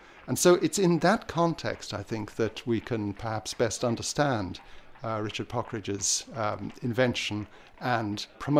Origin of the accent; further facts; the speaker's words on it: Ireland; I'm an Irish musicologist